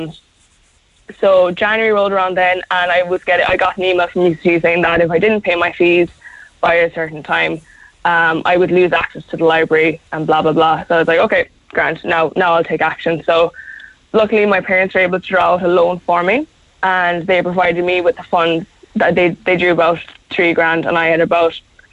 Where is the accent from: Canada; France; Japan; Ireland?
Ireland; South Kerry, Munster; moved away as an adult; also born or lived in Cork; I'm from Carcelline down in South Kerry, like, so I had to travel from Cork to Kerry every weekend